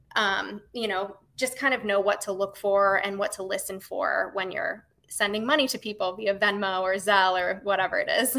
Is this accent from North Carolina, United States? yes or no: no; Florida, United States; I grew up in Florida